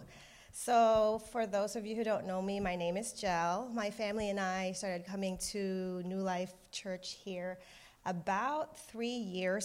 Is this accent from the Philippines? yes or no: yes; Philippines; moved away; I was born and raised in the Philippines